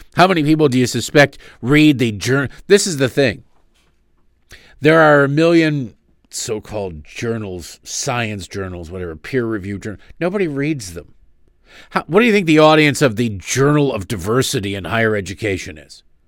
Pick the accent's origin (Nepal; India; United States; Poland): United States; I'm an American